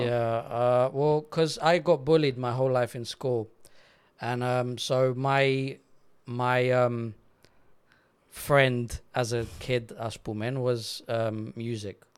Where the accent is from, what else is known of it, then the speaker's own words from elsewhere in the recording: Paralimni, Cyprus; accent: English; also born or lived in London, England / Netherlands; I was eight years old, we moved from London to Cyprus